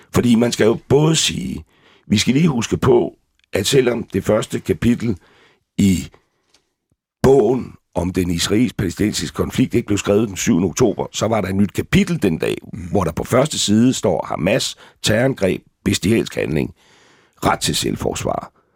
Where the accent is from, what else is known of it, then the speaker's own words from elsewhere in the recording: Gilleleje, Capital Region of Denmark, Denmark; jeg har levet min ungdom i Gilleleje